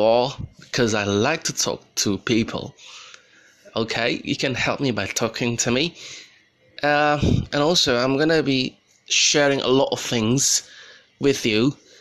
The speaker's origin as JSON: {"language": "English", "country": "Indonesia", "said": "I'm from Indonesia"}